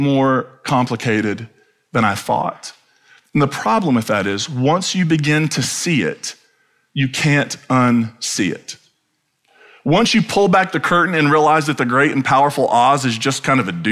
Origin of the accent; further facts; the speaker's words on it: Eastern Kentucky, United States; when I grew up then in Eastern Kentucky